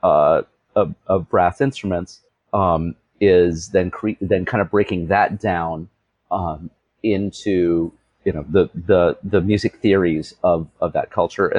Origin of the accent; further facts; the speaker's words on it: United States; being American myself